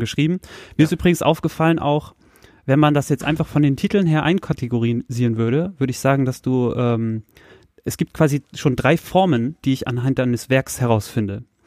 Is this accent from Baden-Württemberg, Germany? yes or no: no; Soltau, Lower Saxony, Germany; moved away; meine alte Heimatstadt Soltau